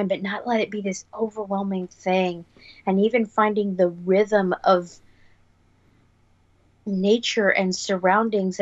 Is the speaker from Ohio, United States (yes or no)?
no; Los Angeles, California, United States; also born or lived in San Francisco; I was born and raised in Los Angeles